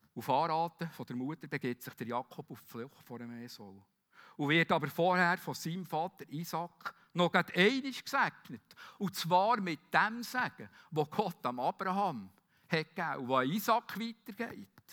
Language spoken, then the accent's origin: German; Bern, Switzerland; Wie wir auch sagen als Berner